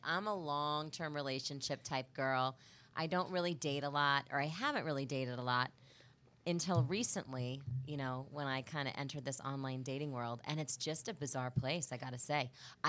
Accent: Kansas City, Missouri, United States; moved away as an adult; also born or lived in Chicago / Greenville, South Carolina / Cleveland, Ohio / Providence, Rhode Island; I'm from Kansas City, moved home 5.5 years ago for this job here at Fox 4. And, you know, I'm home to stay.

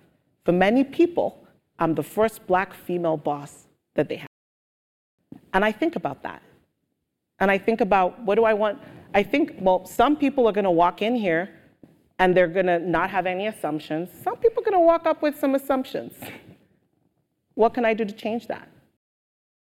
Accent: Nigeria; also born or lived in United Kingdom; now in United States; growing up in Nigeria, yes, everybody was Black

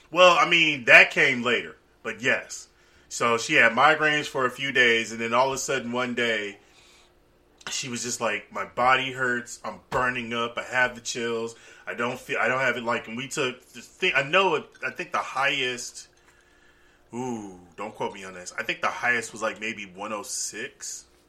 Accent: Cincinnati, Ohio, United States; also born or lived in Tuskegee, Alabama; I'm born and raised in Cincinnati

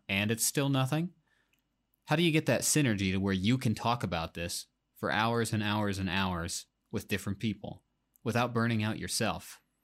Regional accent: Iowa, United States; I'm, I'm from Iowa

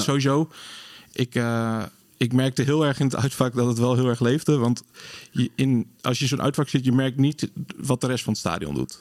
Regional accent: Sleen, Drenthe, Netherlands; now in Groningen, Netherlands; geboren in Sleen

